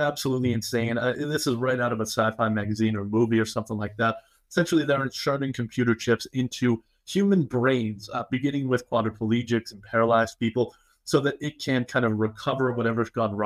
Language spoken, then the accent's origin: English; Massachusetts, United States; my home state of Massachusetts